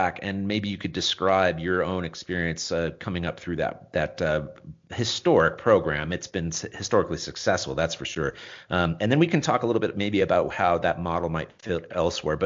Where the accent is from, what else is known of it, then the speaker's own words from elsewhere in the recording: Long Beach, California, United States; I grew up in Long Beach